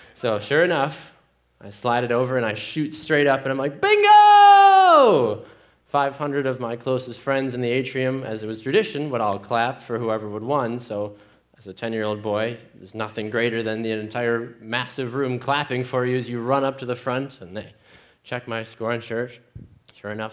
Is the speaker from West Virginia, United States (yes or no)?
no; Green Bay, Wisconsin, United States; Growing up in Green Bay, Wisconsin, as a 10 year old boy